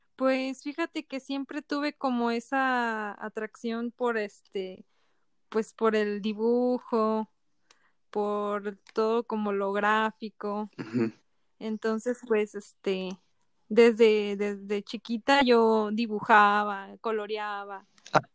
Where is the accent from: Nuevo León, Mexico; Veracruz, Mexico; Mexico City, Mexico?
Veracruz, Mexico; Poza Rica; now in San Luis, Mexico; yo soy de Poza Rica, Veracruz